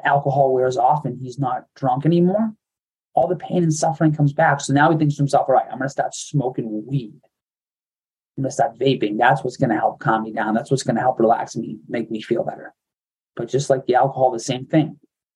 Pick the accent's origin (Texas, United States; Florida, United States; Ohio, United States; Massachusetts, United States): Massachusetts, United States; Medford; Me and my family, we grew up right outside of Boston in Medford, Massachusetts